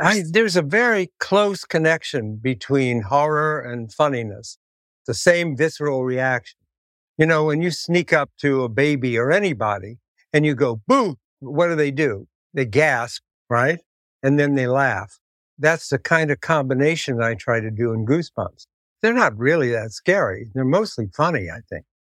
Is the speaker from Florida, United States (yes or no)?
no; Columbus, Ohio, United States; moved away; I'm from Columbus, Ohio.